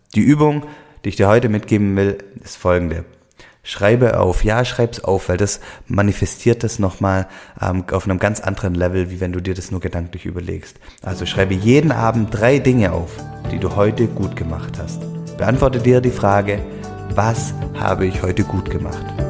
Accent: Swabia, Germany; accent: Swabian; Ich komme aus dem Schwäbischen, ähm, hört man wahrscheinlich hier im Podcast immer wieder, den schwäbischen Dialekt.

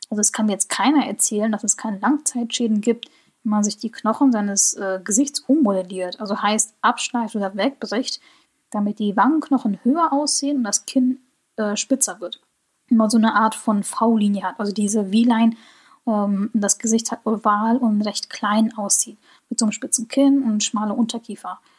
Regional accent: Germany; also ich spreche Koreanisch mit einem sehr, sehr starken deutschen Akzent.

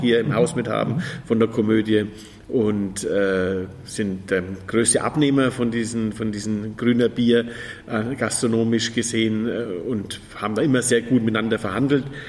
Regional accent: Fürth, Bavaria, Germany; das ist in Fürth, meine Heimatstadt

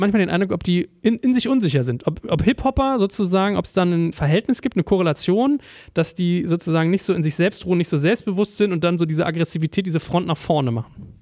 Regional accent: Berlin, Germany; in Berlin ja. ist ja fast eher so, da war man als Deutscher ja fast in meinen Schulen immer so in der Minderheit

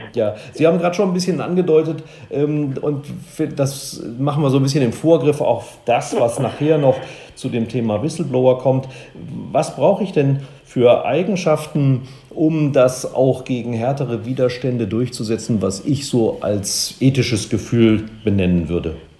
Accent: Germany; wir als Deutsche

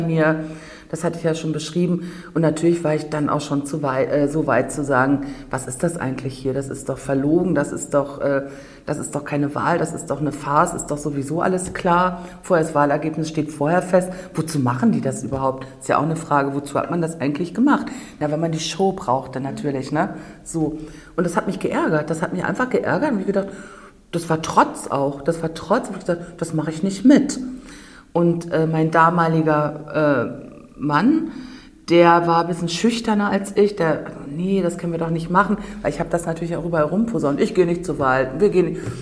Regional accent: Rügen, Mecklenburg-Vorpommern, Germany; Ich bin auf der Insel Rügen geboren, komme also aus dem sogenannten Tal der Ahnungslosen

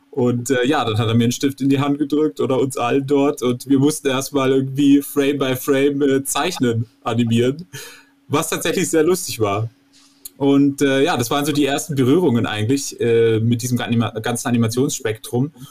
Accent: Vorarlberg, Austria; Ich komme äh, ursprünglich aus äh, Oberstdorf beziehungsweise aus dem kleinen Walsertal. Also ich bin auch Österreicher. Man hört es eigentlich nicht, weil ich aus dem Touristenort komme.

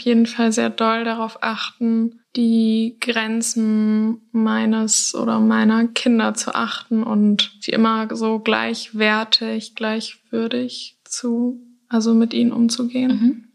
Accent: Hamburg, Germany; now in Lüneburg, Germany; bin 23 und ich komme aus Hamburg, aber wohne zurzeit in Lüneburg

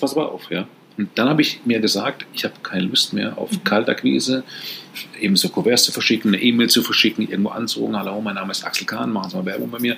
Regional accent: Karlsruhe, Baden-Württemberg, Germany; ich komme aus Karlsruhe, ist natürlich viel, viel kleiner

